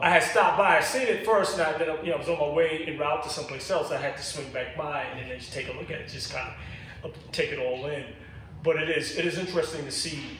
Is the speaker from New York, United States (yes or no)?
yes; New York City, New York, United States; I grew up in Brooklyn Bed Stuy